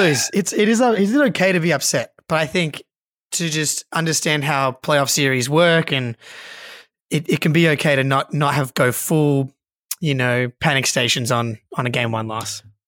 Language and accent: English; Australia; Just a couple of boys from Australia